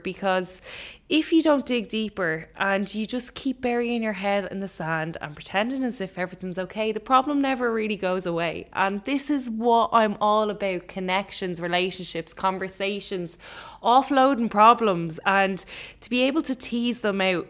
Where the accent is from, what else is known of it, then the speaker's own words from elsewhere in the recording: Ireland; as an Irish person